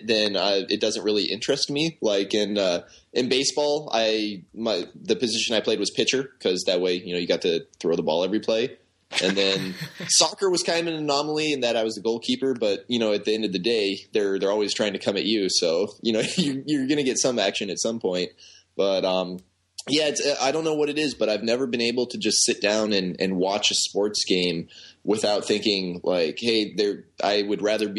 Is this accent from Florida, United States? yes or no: no; Southern California, United States; also born or lived in Philadelphia, Pennsylvania; I was born in Philadelphia, but my parents moved to California when I was one. So for defense and purposes, I'm from Southern California